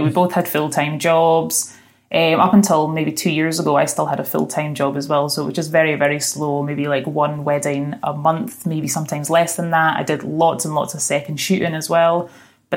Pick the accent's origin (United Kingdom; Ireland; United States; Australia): United Kingdom; Being British